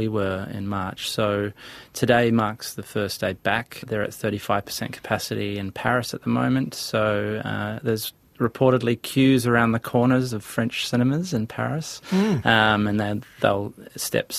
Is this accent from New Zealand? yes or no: yes; New Zealand